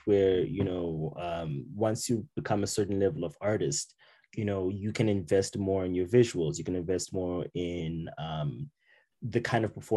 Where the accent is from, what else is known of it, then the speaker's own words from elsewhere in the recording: Zimbabwe; moved away as an adult; now in Calgary, Canada; I'm from Zimbabwe